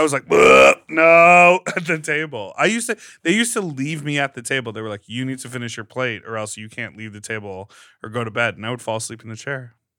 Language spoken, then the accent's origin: English; Chicago, Illinois, United States; moved away as an adult; also born or lived in upstate New York / Brooklyn, New York; now in Los Angeles, United States; I grew up in Chicago